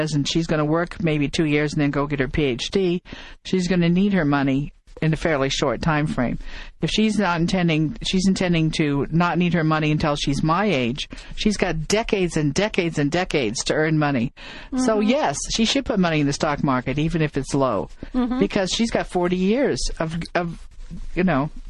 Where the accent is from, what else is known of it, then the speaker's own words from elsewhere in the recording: Midwest, United States; moved away; I come from the Midwest